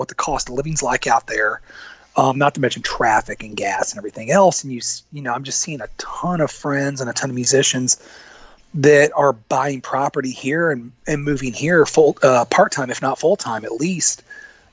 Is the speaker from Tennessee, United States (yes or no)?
no; Monmouth, Illinois, United States; moved away as an adult; also born or lived in Macomb, Illinois / Atlanta, Georgia; now in Nashville, United States; born and raised in Monmouth, and I was in that area until my mid-20s